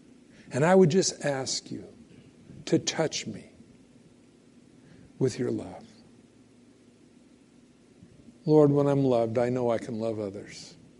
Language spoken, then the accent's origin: English; California, United States; now in Idaho, United States; I moved up here from California years ago. Now I know everybody will hate me. No, I'm from California.